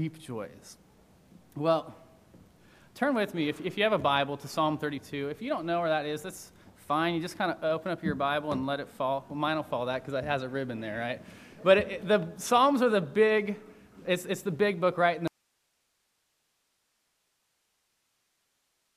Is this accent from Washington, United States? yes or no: yes; Seattle, Washington, United States; moved away as an adult; now in Virginia, United States; I'm from Seattle